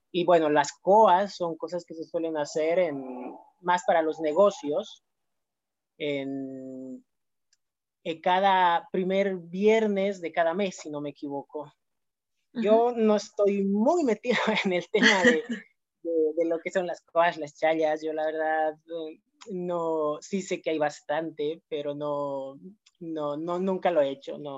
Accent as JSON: {"language": "Spanish", "region": "Cochabamba", "country": "Bolivia", "moved": "yes", "lives_now": "Barcelona, Spain", "said": "yo soy de Cochabamba"}